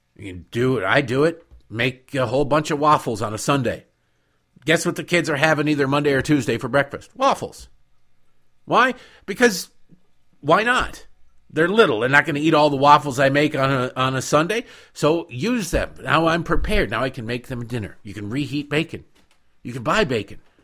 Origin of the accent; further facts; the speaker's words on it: Detroit, Michigan, United States; moved away; also born or lived in Baltimore; growing up in Detroit.